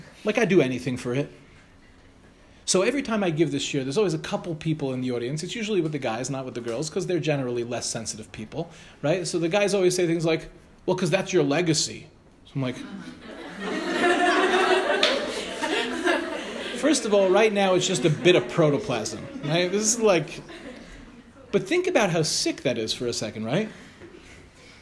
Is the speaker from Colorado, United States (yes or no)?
no; New York City, New York, United States; moved away as an adult; now in Ramat Beit Shemesh, Israel; When I was a kid, I grew up in the Young Israel Farakwe.